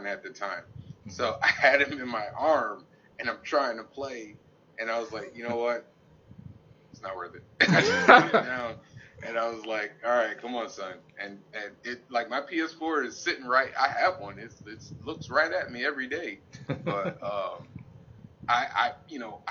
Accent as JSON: {"language": "English", "town": "Hartford", "region": "Connecticut", "country": "United States", "tie": "born or raised there", "said": "I was born and raised in Hartford"}